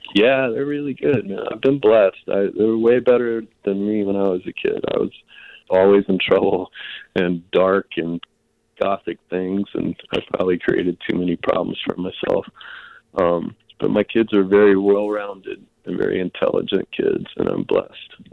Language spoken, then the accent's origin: English; Jacksonville, Florida, United States; I come from the South, you know, North northeast Florida and Jacksonville